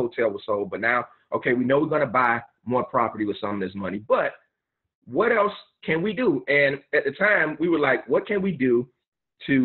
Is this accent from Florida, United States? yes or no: yes; Miami, Florida, United States; I'm from Miami